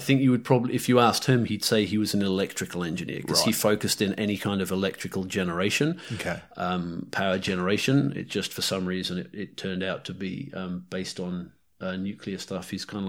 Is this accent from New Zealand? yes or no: yes; North Island, New Zealand; accent: New Zealand; North Island. New Zealand is like where I spent my formative years, and it's home, and that's where my accent is mostly based, I suppose. But I spent a lot of time in the UK. My parents are Poms, actually.